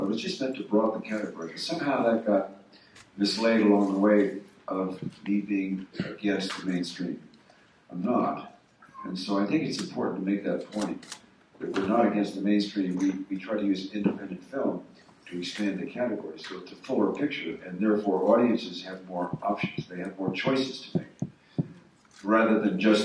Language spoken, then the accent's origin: English; Los Angeles, California, United States; when I was a kid growing up in Los Angeles, we were in a lower working class neighborhood